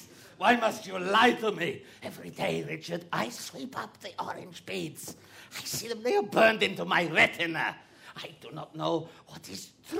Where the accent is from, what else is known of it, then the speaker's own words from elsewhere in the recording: Bulgaria; English is a second language; moved away as an adult; now in United Kingdom; I come from Bulgaria to make a better life for myself and my family, and I get a job at, well, the famous Kew Gardens, and I'm so happy.